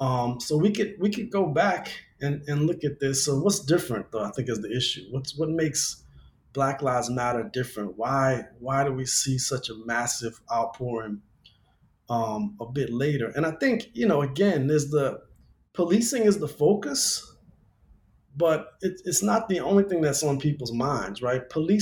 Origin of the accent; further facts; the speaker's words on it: Louisiana, United States; now in Los Angeles, United States; in my home state of Louisiana, people are still being arrested for cannabis possession. But yet here in LA Metro